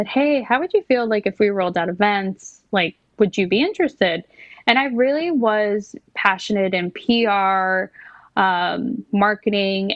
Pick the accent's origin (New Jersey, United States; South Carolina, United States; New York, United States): New York, United States; New York City; growing up in New York City